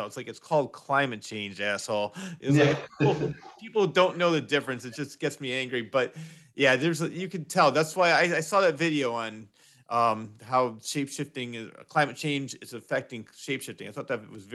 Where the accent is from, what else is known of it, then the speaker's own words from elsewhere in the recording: Wolcott, Connecticut, United States; I grew up in Woolkit, we had a pond